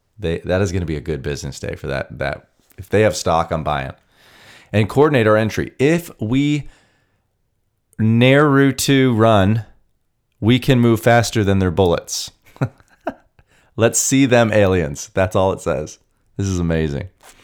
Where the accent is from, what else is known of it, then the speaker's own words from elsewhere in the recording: Canada; Now, I'm Canadian, but my whole life I watched documentaries, read the articles, watched the YouTube videos.